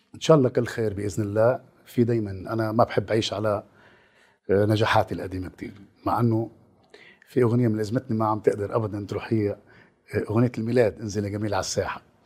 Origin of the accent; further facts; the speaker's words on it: Lebanon; كلبناني اولا وكعربي